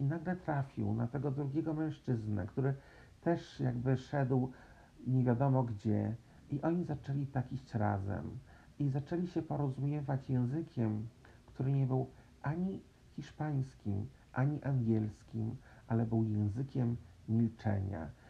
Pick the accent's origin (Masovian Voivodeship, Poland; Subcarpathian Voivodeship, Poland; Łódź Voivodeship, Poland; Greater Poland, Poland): Masovian Voivodeship, Poland; Warsaw; się wychowałem, e, w Warszawie, w stolicy Polski